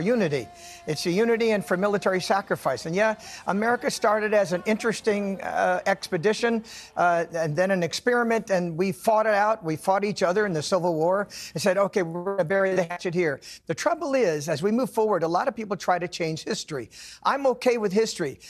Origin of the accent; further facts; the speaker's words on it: California, United States; also born or lived in Nevada; now in Southern United States; I was born in California, spent twenty years in Nevada. I live in the South now.